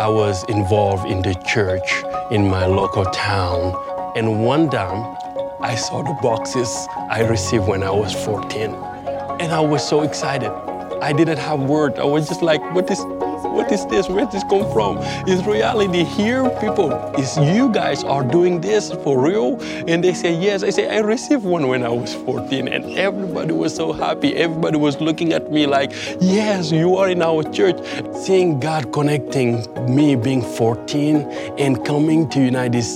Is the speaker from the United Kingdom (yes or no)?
no; Senegal; born or raised there